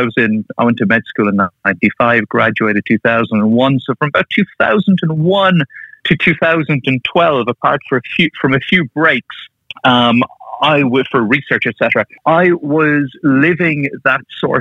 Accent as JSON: {"language": "English", "country": "Ireland", "tie": "born or raised there", "moved": "as an adult", "lives_now": "United Kingdom", "said": "I'm from Ireland. That's where I grew up and trained. That's where my family are. But I now live with my wife and kids in the UK"}